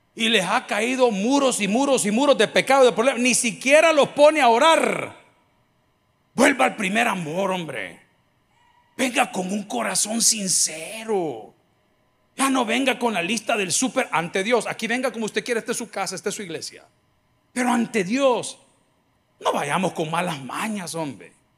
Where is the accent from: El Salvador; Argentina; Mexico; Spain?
El Salvador; Nosotros como salvadoreños